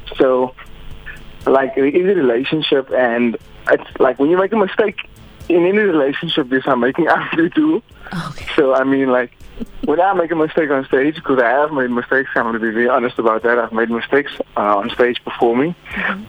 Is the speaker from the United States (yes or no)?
no; Hermanus, Western Cape, South Africa; now in Cape Town, South Africa; currently based in Cape Town. Um, I'm from Hermanus